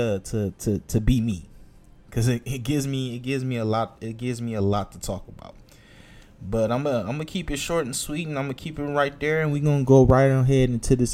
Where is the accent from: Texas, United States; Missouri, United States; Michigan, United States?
Michigan, United States; Detroit; born or raised there